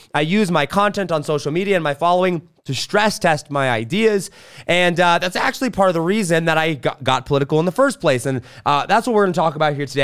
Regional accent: suburbs of Los Angeles, California, United States; moved away; also born or lived in Wisconsin; I was born in Wisconsin, and at age one, I moved to California, suburbs of, of Los Angeles

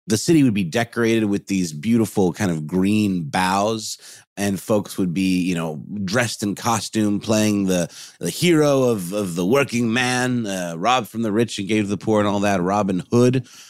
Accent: Augusta, Georgia, United States; now in Atlanta, United States; I'm from Augusta, Georgia

